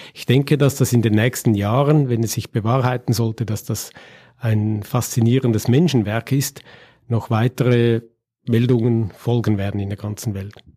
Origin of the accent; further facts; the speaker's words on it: Winterthur, Zurich, Switzerland; Mein Geburtsort Winterthur